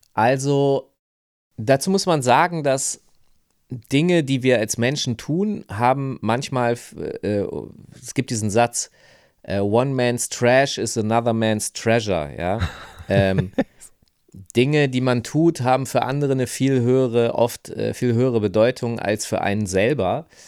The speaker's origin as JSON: {"language": "German", "town": "Hanover", "region": "Lower Saxony", "country": "Germany", "tie": "born or raised there", "moved": "yes", "said": "ich komme aus Hannover, ich bin da aufgewachsen"}